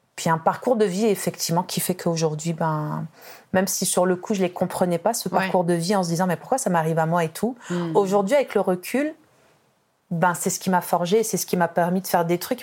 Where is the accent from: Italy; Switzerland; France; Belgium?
France; moved away as an adult; now in Quebec, Canada; en tant que Française d'origine maghrébine